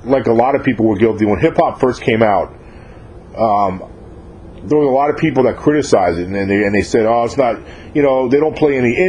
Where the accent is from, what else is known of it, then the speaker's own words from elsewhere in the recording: New York, United States; moved away; I'm from New York originally